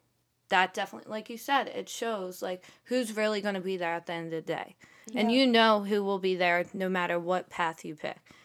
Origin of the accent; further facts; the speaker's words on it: Philadelphia, Pennsylvania, United States; Like, I came from Philly, so I have, like, friends over there I still talk to.